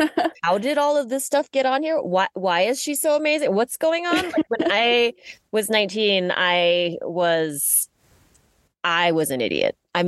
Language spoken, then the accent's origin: English; Malaysia; now in United States; so I grew up in Malaysia.